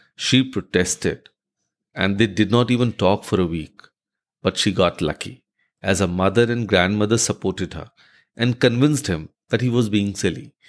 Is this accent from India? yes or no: yes; India; as an Indian